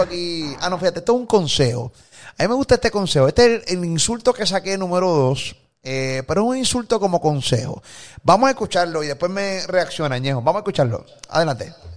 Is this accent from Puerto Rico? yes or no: yes; Puerto Rico; a nosotros nos criaron aquí en PR con temor a decir negro